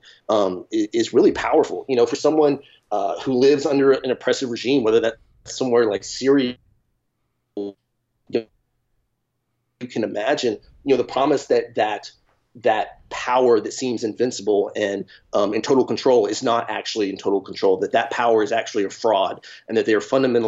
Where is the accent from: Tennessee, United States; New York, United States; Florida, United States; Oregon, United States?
Tennessee, United States; Nashville; growing up in Nashville, Tennessee